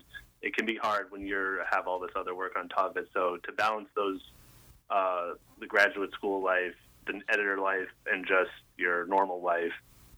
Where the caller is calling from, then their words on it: Worcester, Massachusetts, United States; the news editor, and I am calling in from Worcester, Massachusetts, which is why my voice sounds different.